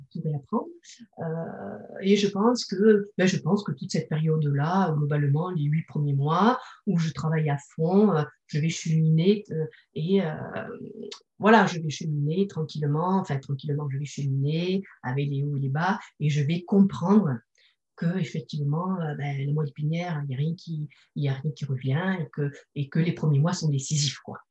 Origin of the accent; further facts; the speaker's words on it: Bordeaux, Nouvelle-Aquitaine, France; now in Toulouse, France; De Bordeaux. Moi, je suis bordelaise.